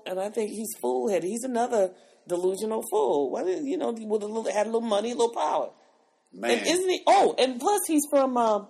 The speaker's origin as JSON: {"language": "English", "town": "Los Angeles", "region": "California", "country": "United States", "tie": "born or raised there", "said": "I was really young. You know, when you, 16 in L.A., you got around the places you weren't supposed to be."}